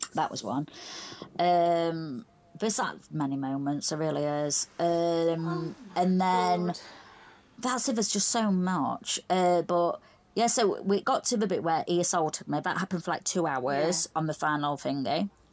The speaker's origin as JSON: {"language": "English", "town": "Doncaster", "region": "Yorkshire and the Humber", "country": "United Kingdom", "said": "I'm from Doncaster, South Yorkshire, so uh, about a good hour's drive"}